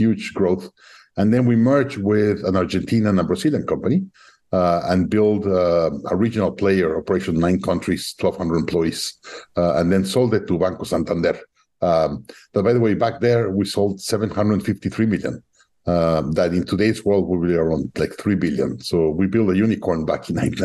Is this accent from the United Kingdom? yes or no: no; Mexico; moved away as an adult; now in Austin, United States; we're from Mexico.